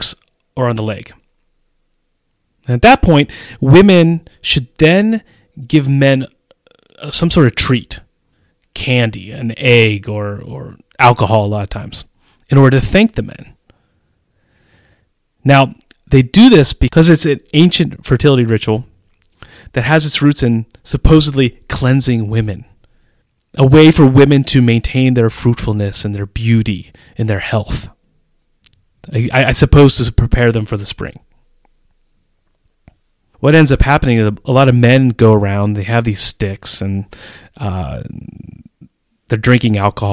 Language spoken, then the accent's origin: English; United States; moved away as an adult; now in Czech Republic; how I grew up in the United States